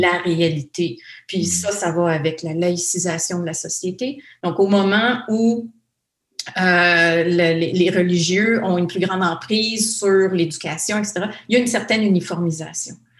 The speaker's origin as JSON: {"language": "French", "area": "the North", "region": "Ontario", "country": "Canada", "said": "je viens du Nord"}